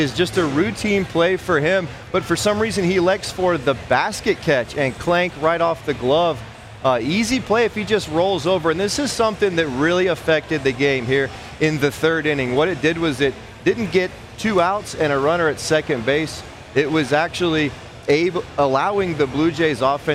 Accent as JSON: {"language": "English", "country": "United States", "said": "as an American"}